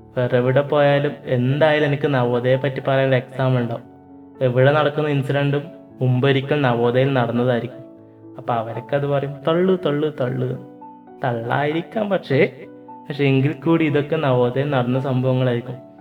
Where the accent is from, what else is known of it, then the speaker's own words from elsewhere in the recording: Payyanur, Kerala, India; also born or lived in Pullur, Kasaragod; ശരിക്കും ഒരു കണ്ണൂരാരനാണ് ജനിച്ചതും വളർന്നതും ഒക്കെ കണ്ണൂർ പയ്യന്നൂരാണ്